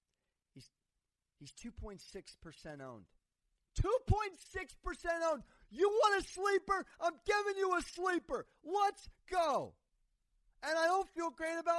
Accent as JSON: {"language": "English", "town": "San Diego", "region": "California", "country": "United States", "said": "I'm from San Diego"}